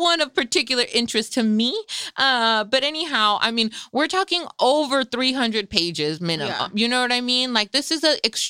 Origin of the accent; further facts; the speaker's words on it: Salinas, California, United States; both Frenchie and I were born and raised here in Salinas.